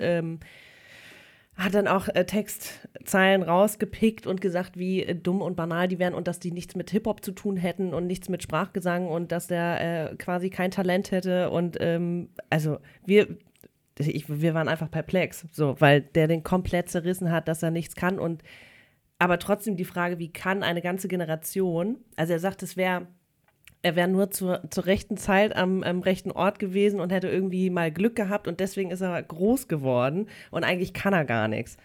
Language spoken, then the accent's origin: German; Hamburg, Germany; Ich komme aus Hamburg